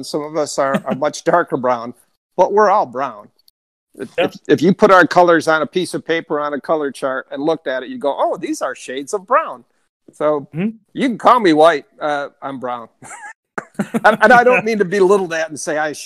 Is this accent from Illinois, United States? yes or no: no; Detroit, Michigan, United States; I grew up in the Detroit area